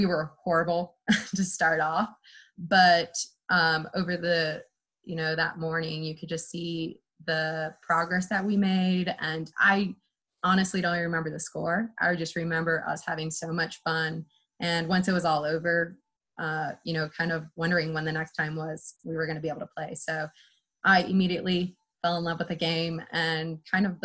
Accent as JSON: {"language": "English", "town": "Glen Ellyn", "region": "Illinois", "country": "United States", "tie": "born or raised there", "also_born_or_lived": "Ohio", "said": "I am from Glen Ellyn, Illinois, and I am a product of Sally's program"}